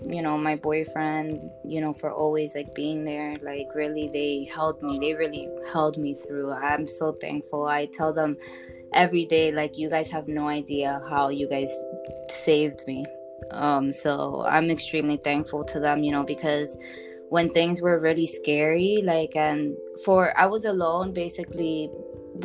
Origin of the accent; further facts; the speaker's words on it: New York, United States; I'm from New York. I'm Dominican.